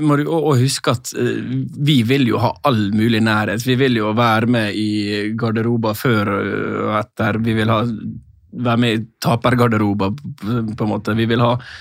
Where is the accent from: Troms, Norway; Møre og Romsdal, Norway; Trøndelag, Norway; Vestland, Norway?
Møre og Romsdal, Norway; Sunnmøre; moved away; for min del som sunnmøring